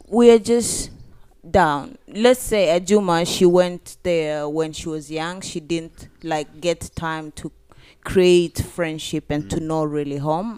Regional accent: Turkana County, Kenya; I'm from Turkana

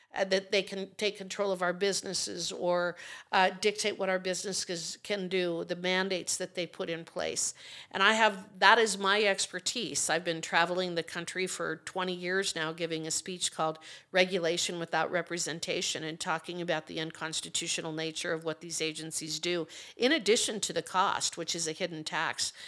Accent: Fort Laramie, Wyoming, United States; I'm from the Torrington area, Goshen County. Grew up at Fort Laramie

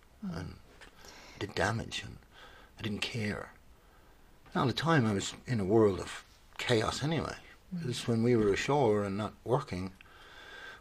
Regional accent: Skerries, Leinster, Ireland; It's out by Skerries, Loughshinney, Skerries, North County Dublin

